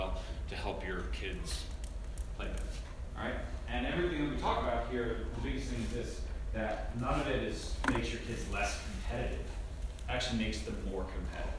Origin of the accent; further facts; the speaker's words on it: Long Island, New York, United States; moved away; also born or lived in Vermont / Portland; I grew up in New York and I was a multi-sport kid